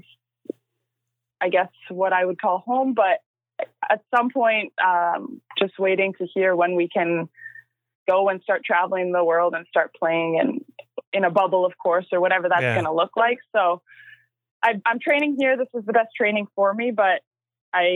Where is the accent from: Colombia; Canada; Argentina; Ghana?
Canada; Maple Ridge, British Columbia; I started out in my hometown, Maple Ridge. So that's where I'm from. That's where I still call home.